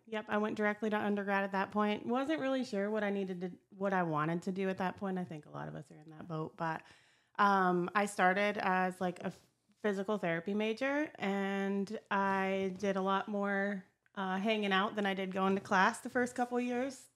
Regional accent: Meadville, Pennsylvania, United States; moved away as an adult; now in Ohio, United States; I was born and raised in Meadville, Pennsylvania. Lived in that area my whole life, um, and t, up until a couple years ago

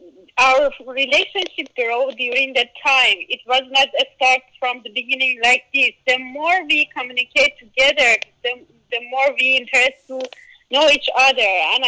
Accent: Iran; moved away as an adult; now in United States; I grew up in Iran and in my faith

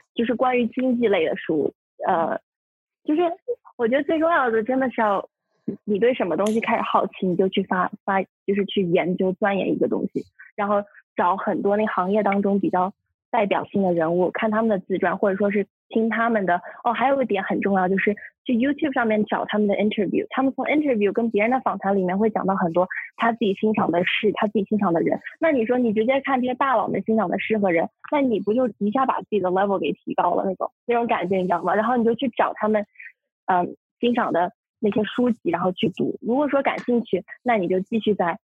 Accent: Shanghai, China; moved away; 我来自上海，然后现在是康纳尔大学酒店管理学院的大一学生

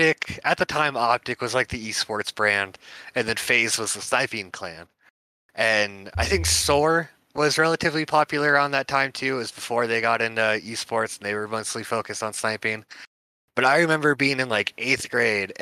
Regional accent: San Diego, California, United States; moved away as an adult; also born or lived in Colorado; But that's where we're from. It's born and raised in San Diego

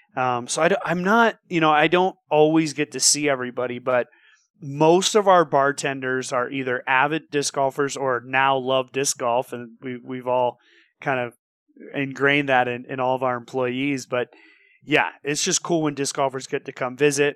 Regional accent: Santa Cruz, California, United States; moved away as an adult; now in Bend, United States; I was born and raised in Santa Cruz.

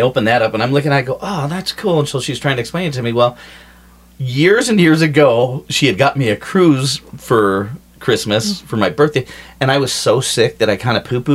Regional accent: Colorado, United States; we're from Colorado

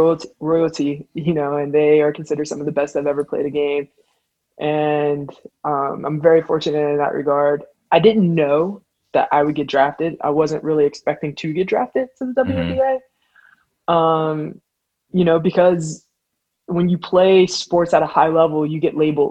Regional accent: Pittsburgh, Pennsylvania, United States; also born or lived in Wheeling, West Virginia; I'm from Pittsburgh, as I just mentioned. I ended up leaving Pittsburgh to go to a boarding school in Wheeling, West Virginia

